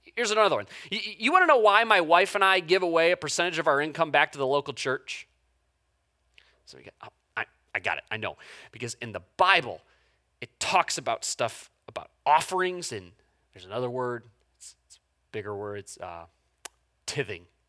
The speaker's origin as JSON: {"language": "English", "country": "United States", "said": "an American human being"}